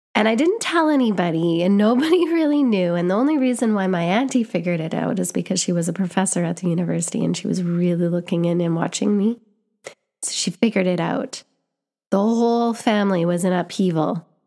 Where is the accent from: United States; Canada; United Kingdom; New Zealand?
Canada; I was born in Canada. I grew up in Canada.